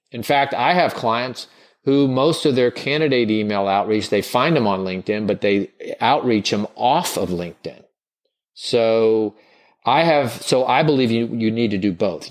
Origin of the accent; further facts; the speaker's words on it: the South, United States; I grew up in the South